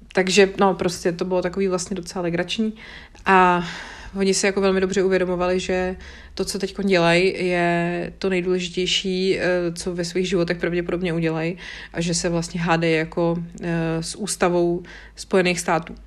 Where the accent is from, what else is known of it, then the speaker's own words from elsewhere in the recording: Bohemia, Czechia; my tady u nás v Čechách